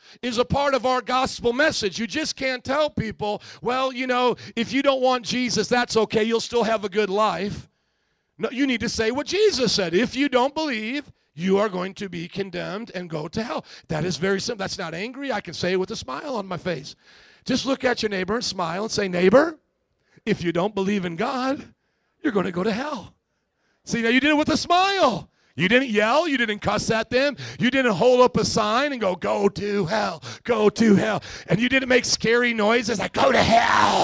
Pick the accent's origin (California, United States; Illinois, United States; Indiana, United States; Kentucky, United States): Indiana, United States; Fort Wayne; Fort Wayne in my hometown